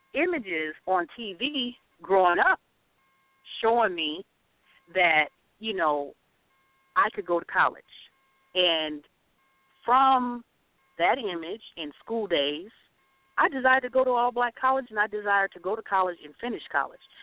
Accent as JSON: {"language": "English", "region": "the South", "country": "United States", "moved": "yes", "lives_now": "Twin Cities, United States", "said": "we're from the South."}